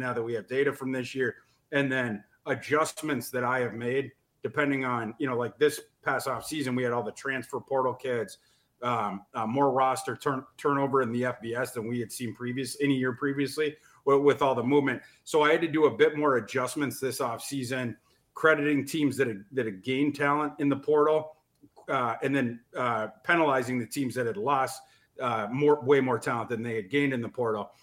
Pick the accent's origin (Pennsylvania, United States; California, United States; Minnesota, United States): Minnesota, United States; Brainerd; I'm from Brainerd